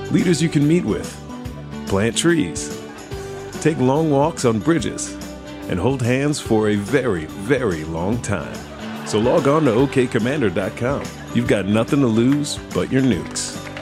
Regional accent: Kansas, United States; growing up in Kansas

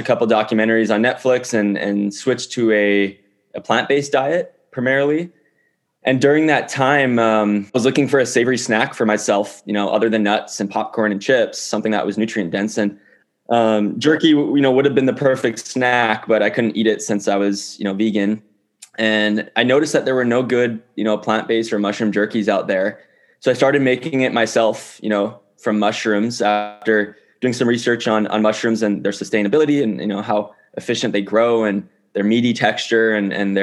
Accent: Honolulu, Hawaii, United States; moved away as an adult; also born or lived in New York City / Silicon Valley; I grew up in Honolulu, Hawaii, and growing up on a small island

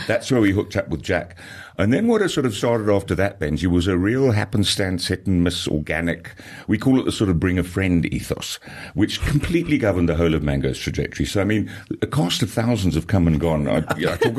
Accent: Zambia; now in South Africa; I'm not South African born. I was born in Zambia.

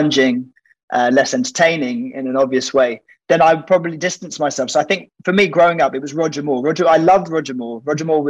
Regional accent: Oxford, South East England, United Kingdom; I grew up in Oxford

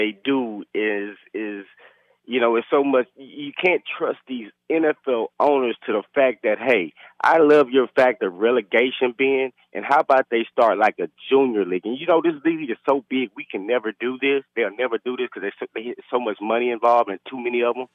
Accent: Houston, Texas, United States; I'm from Houston. I love my Houston teams.

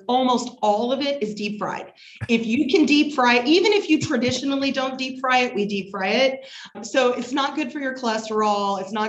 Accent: Evansville, Indiana, United States; I grew up in Evansville, Indiana.

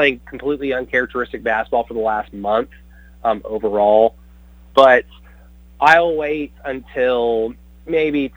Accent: Oklahoma, United States; I'm from Oklahoma, so I love my home

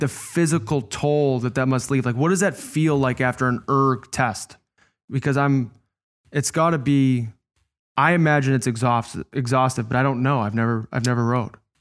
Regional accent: Chicago, Illinois, United States; I was playing against my hometown team. It's where I grew up

